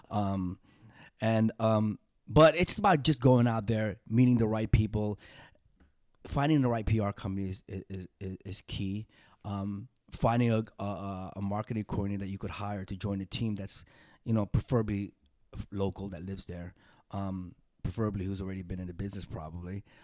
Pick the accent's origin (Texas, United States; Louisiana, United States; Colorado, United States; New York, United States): New York, United States; growing up in New York